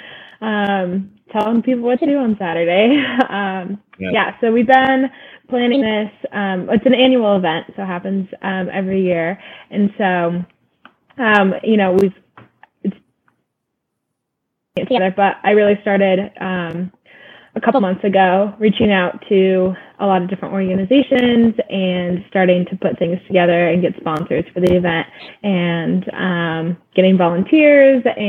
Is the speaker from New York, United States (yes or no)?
yes; Syracuse, New York, United States; moved away as an adult; also born or lived in Aspen, Colorado; now in Southern Nevada, United States; I was born and raised in central New York State near Syracuse